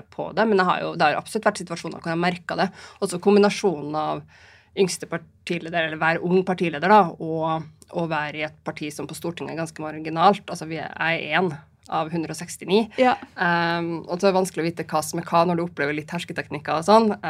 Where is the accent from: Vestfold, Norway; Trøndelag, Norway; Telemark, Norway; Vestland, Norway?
Trøndelag, Norway; Trondheim; also born or lived in Bodø; now in Oslo, Norway; Jeg kommer jo fra Trondheim og Bodø, bruker jeg å si. Så har jeg bodd et par andre steder også, men det er liksom der, der jeg har mest tilhørighet.